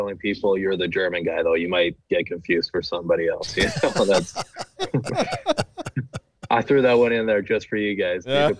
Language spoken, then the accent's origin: English; Canada; moved away as an adult; also born or lived in Everett, Washington; now in United States; I'm from Canada.